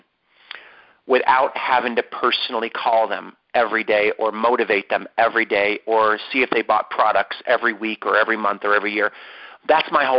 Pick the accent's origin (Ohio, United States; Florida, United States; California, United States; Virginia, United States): Ohio, United States; moved away; from Ohio, my home state